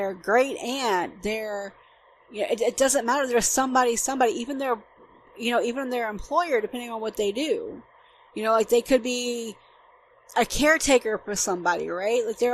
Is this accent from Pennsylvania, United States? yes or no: no; Atlanta, Georgia, United States; moved away as an adult; now in Germany; I'm from Georgia, I'm from Metro Atlanta